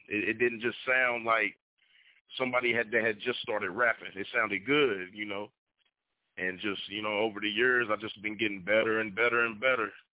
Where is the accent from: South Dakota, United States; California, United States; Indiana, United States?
Indiana, United States; Evansville; I'm from Evansville, Indiana.